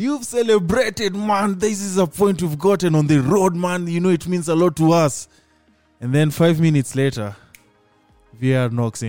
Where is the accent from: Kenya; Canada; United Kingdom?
Kenya; I am a Kenyan.